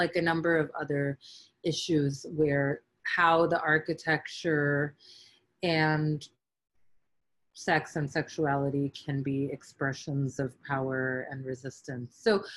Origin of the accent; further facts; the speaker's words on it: New York, United States; being born and raised in New York and having lived here for much of my life